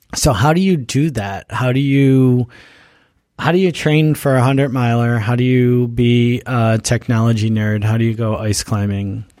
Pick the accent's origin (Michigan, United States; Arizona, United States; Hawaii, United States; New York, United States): New York, United States; Buffalo; moved away; I grew up in Buffalo